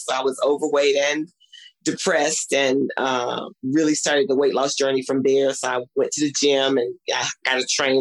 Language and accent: English; Mississippi, United States; growing up in Mississippi